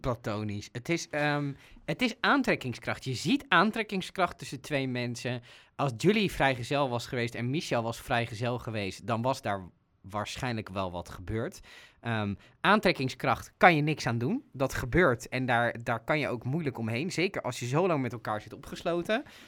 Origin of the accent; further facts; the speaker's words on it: Netherlands; zeker als Nederlanders